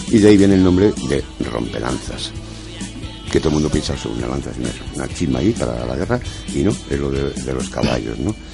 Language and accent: Spanish; Madrid, Community of Madrid, Spain; pues aprender un poquito de, de nuestro Madrid, que, poco a poco pues, somos madrileños y ya mayorcitos